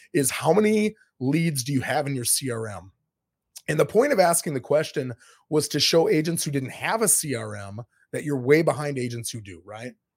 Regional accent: Minnesota, United States; moved away as an adult; now in Florida, United States; I'm from Minnesota. I lived there till I was twenty-seven years old.

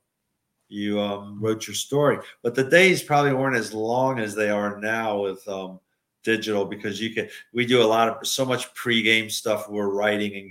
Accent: Richmond, Virginia, United States; moved away as an adult; now in Milwaukee, United States; my hometown of Richmond

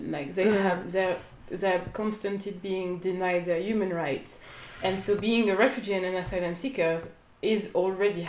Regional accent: France; moved away as an adult; also born or lived in Togo (family ancestry) / Athens, Greece; now in Lesbos, Greece; I was born in France

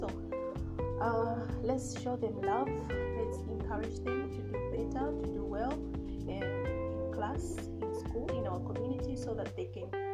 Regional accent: Zambia; I'm from Zambia.

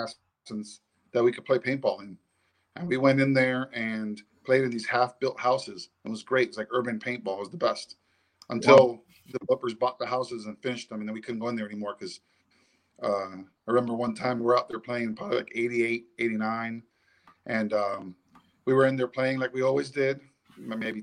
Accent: Miami, Florida, United States; now in South Carolina, United States; I grew up in South Florida in Miami

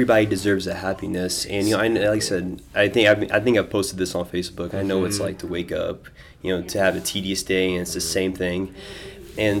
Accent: Des Moines, Iowa, United States; I grew up in Des Moines my entire life, Southside, born and raised.

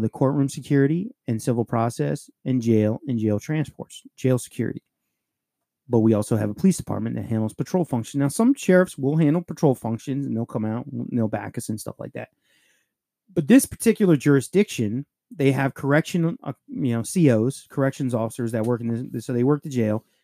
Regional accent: Puerto Rico; I'm fucking Puerto Rican

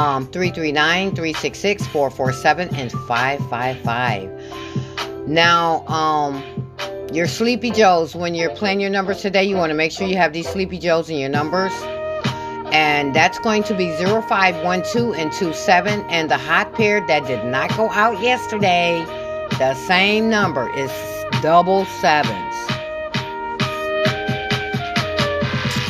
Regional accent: Michigan, United States; I'm from Michigan

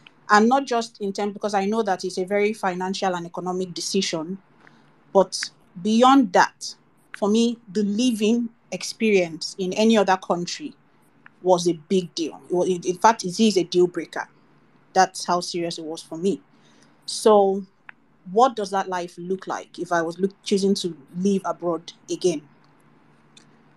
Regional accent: Nigeria; also born or lived in United Kingdom; I grew up in Nigeria and then eventually went abroad to school in my adult years

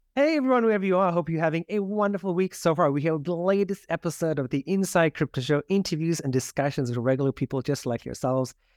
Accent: South Africa; moved away; growing up in South Africa

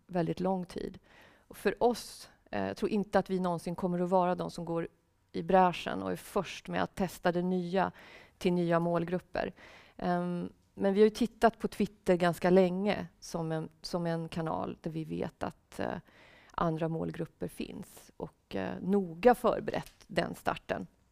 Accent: Sweden; also born or lived in Russia / Canada / Finland; vi som svenskar

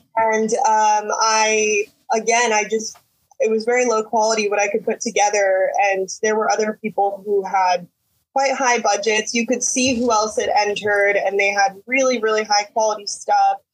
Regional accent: Texas, United States; also born or lived in Houston, Texas / Utah / Mexico City / Washington; we moved back to Texas, and I've been here ever since I was nine

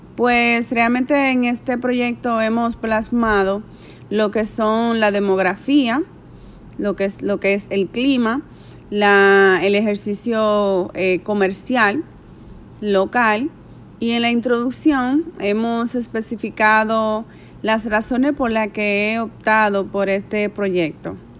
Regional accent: Santiago de los Caballeros, Santiago, Dominican Republic; moved away as an adult; now in Dajabón, Dominican Republic; aunque soy de Santiago de los Caballeros, estoy radicada en Dajabón hace unos siete años aproximadamente o más.

